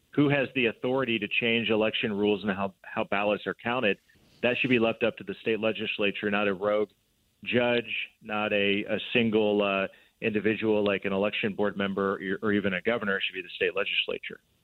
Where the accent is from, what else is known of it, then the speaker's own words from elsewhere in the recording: Columbia City, Indiana, United States; my hometown, Columbia City, a small town in Northeast Indiana